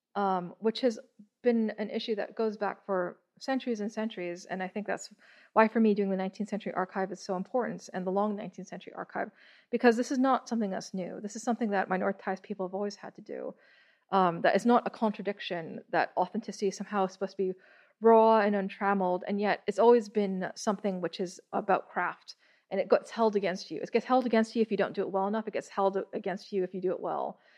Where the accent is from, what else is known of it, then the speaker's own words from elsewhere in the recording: Toronto, Ontario, Canada; I was born in Toronto.